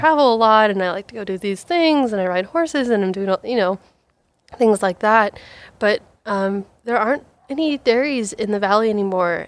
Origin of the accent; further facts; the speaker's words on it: Ethel, Washington, United States; also born or lived in Vancouver, Washington; born and raised on a dairy farm, um, originally starting down in Vancouver, Washington. Um, my dad got into dairy farming, had to pick up and move the entire dairy up into the raging, booming town of Ethel, Washington, where I say, "Oh, yeah, I'm from Ethel